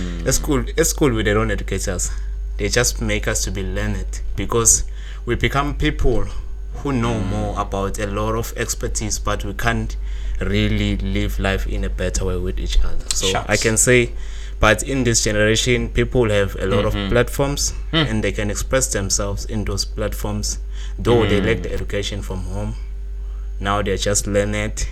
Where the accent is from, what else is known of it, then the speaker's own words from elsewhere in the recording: Mpumalanga, South Africa; from South Africa, just like you. In Mpumalanga province